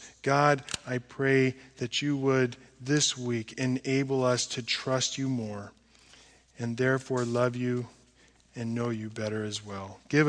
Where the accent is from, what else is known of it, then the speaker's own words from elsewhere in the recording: United States; I think it was his great-grandma was half Jewish, so whatever that means, means I'm American, right? We're Gentiles.